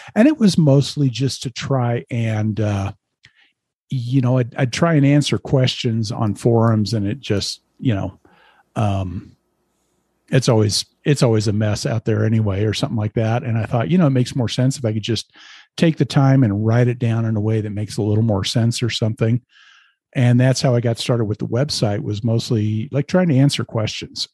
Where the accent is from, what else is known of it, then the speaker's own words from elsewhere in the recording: Lincoln, Nebraska, United States; moved away as an adult; now in Colorado, United States; I grew up in Lincoln, Nebraska